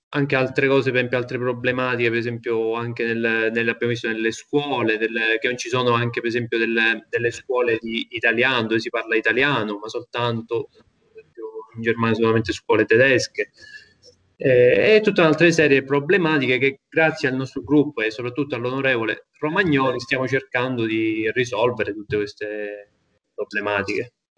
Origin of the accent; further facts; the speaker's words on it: Sicily, Italy; sono un siciliano, ma sto molto all'estero